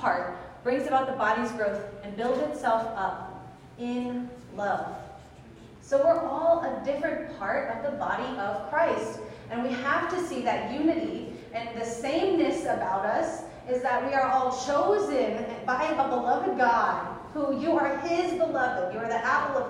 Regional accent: United States; also born or lived in California / Louisiana; as a Filipino-American, so my Filipino culture is very interdependent.

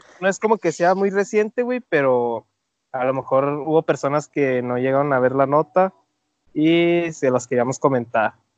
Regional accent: Mexico; cómo somos los mexicanos

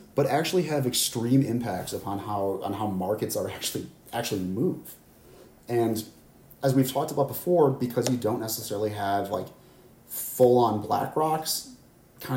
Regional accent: Midwest, United States; I'm from the Midwest

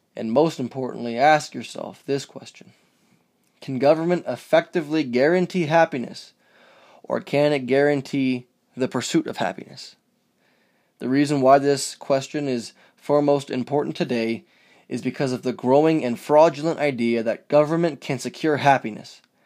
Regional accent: United States; as an American

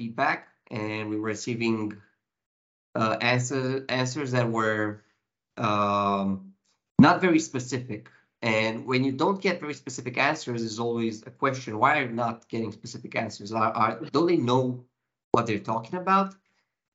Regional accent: Timișoara, Timiș County, Romania; Timișoara County Hospital, my hometown's county hospital

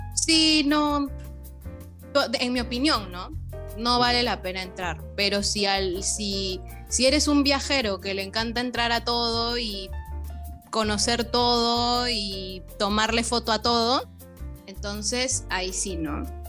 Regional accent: Peru; a nosotros los, peruanos

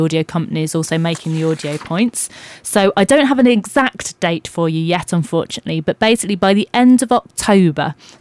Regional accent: Dunstable, East of England, United Kingdom; moved away as an adult; also born or lived in Reading / Birmingham; now in West Midlands, United Kingdom; I'm not a Midlander originally. I've been living in the area for about 2 years, but before that I came from Bedfordshire.

